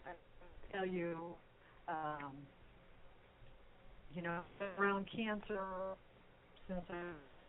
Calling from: Texas, United States; You think I'm calling in from Mars, but I'm actually calling in from Texas, which I guess that's sort of like Mars.

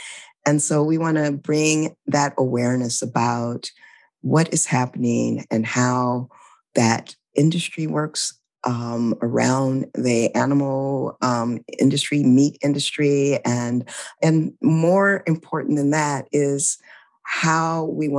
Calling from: Louisiana, United States; I'm calling in from Louisiana, which is my new home, and it's the unceded territory of the Choctaw people.

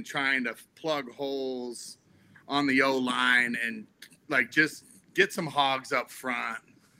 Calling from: Denver, Colorado, United States

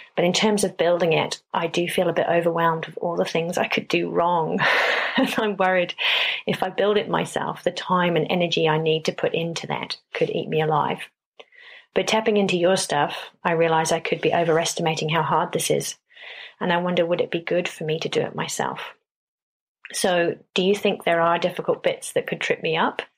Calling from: New Zealand; I'm calling from New Zealand.

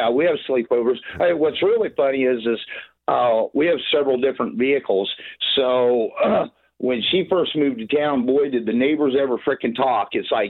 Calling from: Iowa, United States; Western Iowa.

